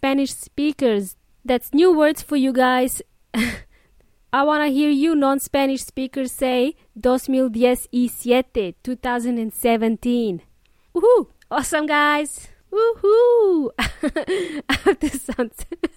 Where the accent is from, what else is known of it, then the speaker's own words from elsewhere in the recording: Melbourne, Victoria, Australia; My hometown, Melbourne